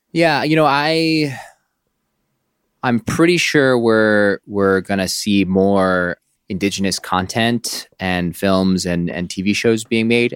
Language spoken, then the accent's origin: English; Oakland, California, United States; I grew up in Oakland, California